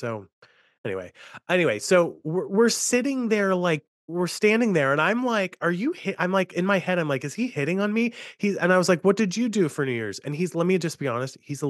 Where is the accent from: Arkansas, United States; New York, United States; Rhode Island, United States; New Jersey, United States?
New York, United States; now in Pittsburgh, United States; I'm in Pittsburgh, but I'm a New Yorker at heart.